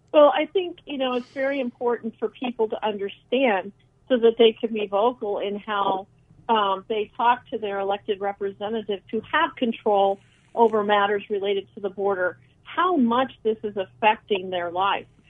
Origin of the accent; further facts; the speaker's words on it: Phoenix, Arizona, United States; I was born in Phoenix and I grew up here